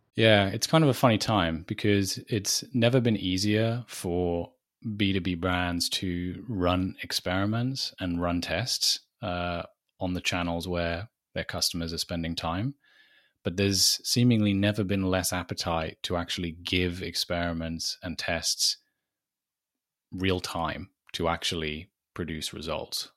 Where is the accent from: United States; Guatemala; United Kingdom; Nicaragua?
United Kingdom; accent: British; if the accent doesn't give it away, I am British